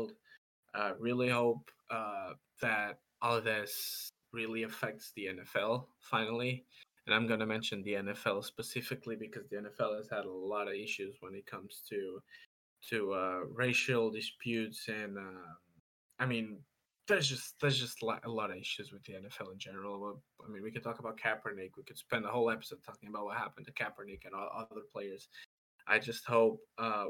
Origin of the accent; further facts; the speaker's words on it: Portugal; now in United States; My hometown has having protests right now. Portugal is a very small country.